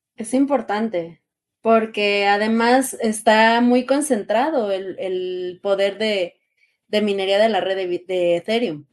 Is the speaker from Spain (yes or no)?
no; Mexico